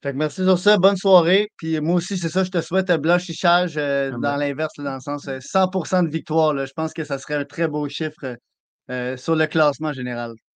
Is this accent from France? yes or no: no; Quebec, Canada; en tant que Québécois